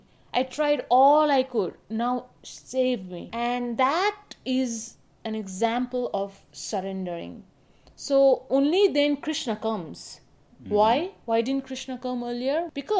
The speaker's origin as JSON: {"language": "English", "town": "Kathmandu", "region": "Bagmati", "country": "Nepal", "tie": "born or raised there", "said": "I grew up in Kathmandu, Nepal. Pashupati or Lord Shiva has a significant influence on my life."}